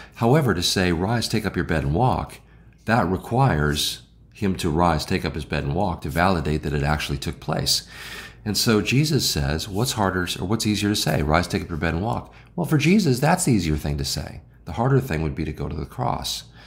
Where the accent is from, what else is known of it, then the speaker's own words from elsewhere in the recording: Illinois, United States; also born or lived in the South (US); now in Southern United States, United States; I'm from Illinois.